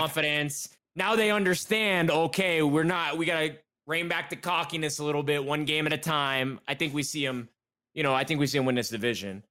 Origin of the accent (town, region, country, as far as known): Texas, United States